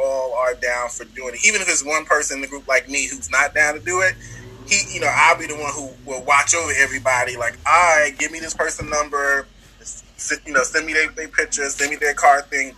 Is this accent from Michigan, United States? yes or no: no; New York City, New York, United States; I'm from New York City